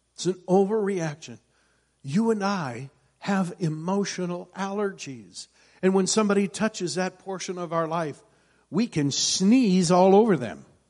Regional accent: Iowa, United States; I grew up in Iowa, and in Iowa there's all kinds of farmers

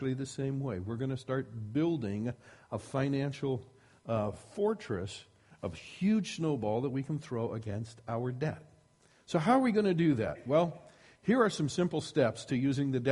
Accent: Iowa, United States; I grew up in Iowa, and one of the things that we got in Iowa was lots of snow

